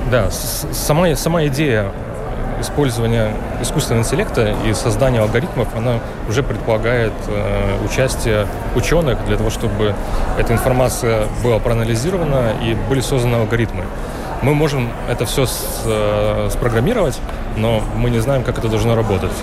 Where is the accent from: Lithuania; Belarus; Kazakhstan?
Lithuania; мы сами из Литвы